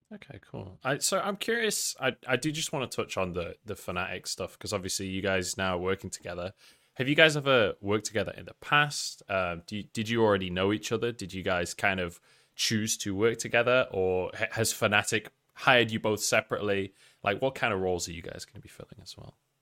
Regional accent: England, United Kingdom; I was scared as an Englishman in Paris

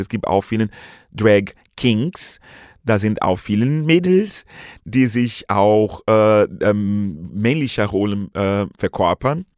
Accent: Brazil; German is a second language; moved away as an adult; now in Germany; ich komme aus Brasilien ursprünglich, mhm. nun lebe seit vielen, vielen Jahren hier in Deutschland

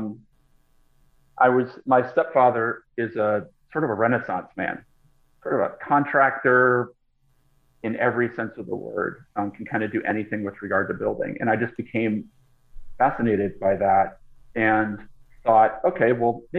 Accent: Boston, Massachusetts, United States; moved away as an adult; now in Los Angeles, United States; Boston, which is where I grew up. So I grew up mostly on the East Coast

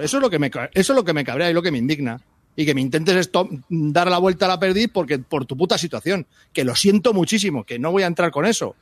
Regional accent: Daganzo, Community of Madrid, Spain; soy de Daganzo

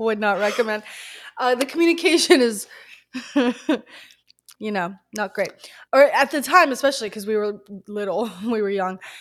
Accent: the South, United States; We grew up in the South

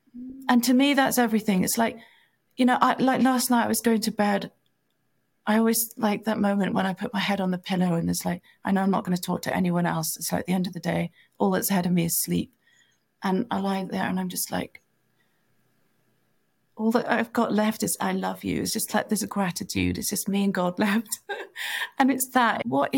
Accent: India; When I was very little, you know, when I was 4, 5, 6, I was growing up in India

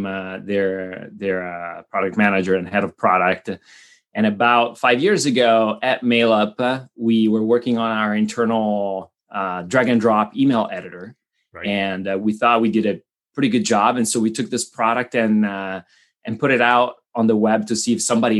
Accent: Italy; moved away as an adult; now in United States; I grew up in Italy, and then during my college years, I studied at UCLA, and then that's how I ended up in the United States.

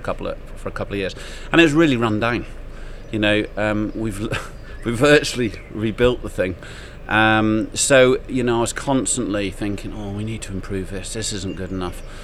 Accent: Clun, West Midlands, United Kingdom; also born or lived in London; Shropshire born and bred. Mm-hmm. Um, I grew up around Clun Bishop's Castle area.

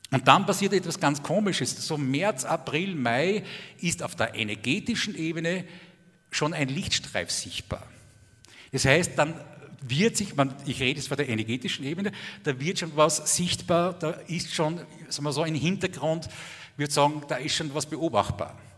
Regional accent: Austria; also ich bin Österreicher, also wir haben in Österreich genauso kompetente Politiker wie ihr

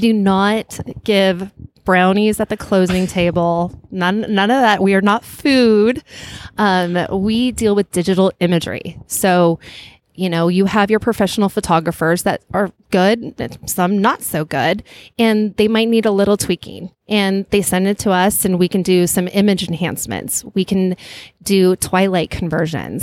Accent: Flagstaff, Arizona, United States; now in San Francisco Bay Area, United States; I grew up in uh, northern Arizona, in a place called Flagstaff, Arizona

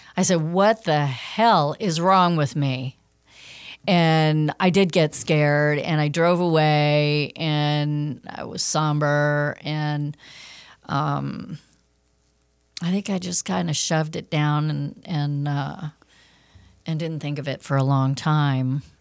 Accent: Los Angeles, California, United States; also born or lived in Fairfield, Connecticut; moved me out west, uh, for career reasons, um, to Los Angeles

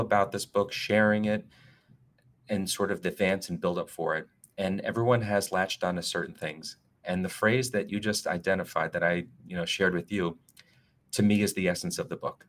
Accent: Northern New Jersey, United States; moved away; also born or lived in New York City / South Florida / Washington, D.C.; I am originally from Northern Jersey. I'm a Northeasterner.

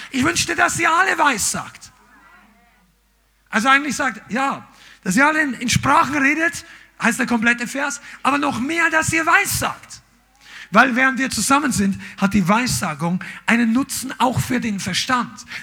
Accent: Amberg, Bavaria, Germany; also wir sind in, in Amberg aufgewachsen, das war in der Oberpfalz und in Nürnberg gab es damals einen schönen Zoo.

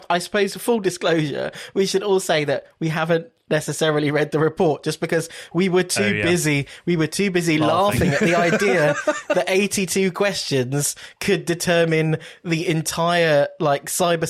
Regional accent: United Kingdom; Because we're British, so we were like, okay, we're going to create an index.

